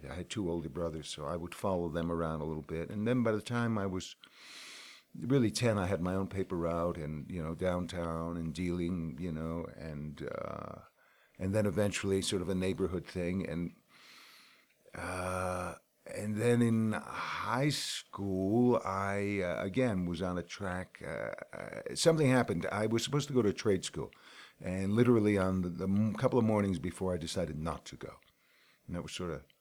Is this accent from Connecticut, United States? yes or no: yes; New Haven, Connecticut, United States; I grew up in New Haven.